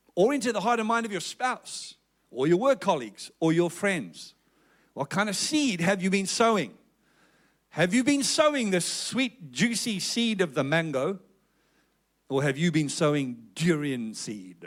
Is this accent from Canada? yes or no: no; South Africa; accent: South African; moved away as an adult; now in Perth, Australia; You can tell that I'm originally from South Africa by my accent.